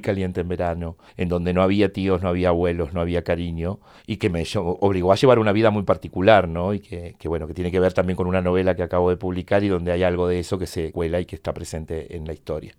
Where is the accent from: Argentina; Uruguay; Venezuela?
Argentina; Chile, Argentine Patagonia; moved away as an adult; now in Buenos Aires, Argentina; había dejado atrás mi pueblo en Chile, mi pueblo en la Patagonia Argentina, la ciudad universitaria donde había hecho mi carrera y estaba ya instalado en Buenos Aires